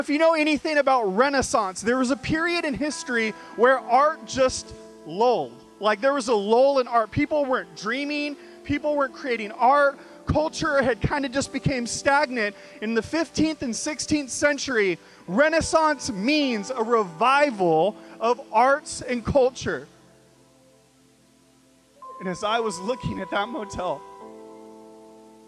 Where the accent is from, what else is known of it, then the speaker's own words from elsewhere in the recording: Bakersfield, California, United States; I grew up in Bakersfield, California